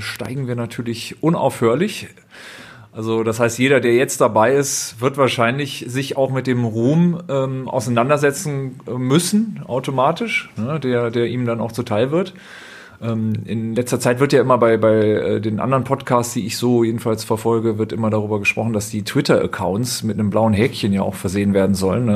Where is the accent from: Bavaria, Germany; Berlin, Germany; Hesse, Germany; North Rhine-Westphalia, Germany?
North Rhine-Westphalia, Germany; Düsseldorf; ich bin ja gebürtiger Düsseldorfer